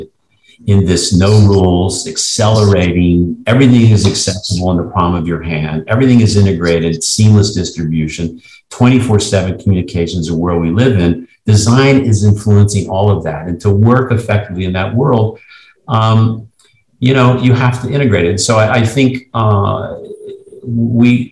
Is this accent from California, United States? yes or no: no; Cincinnati, Ohio, United States; my hometown in Cincinnati